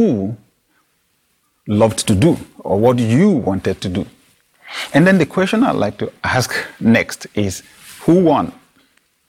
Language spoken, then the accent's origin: English; Nigeria; my national youth service in Nigeria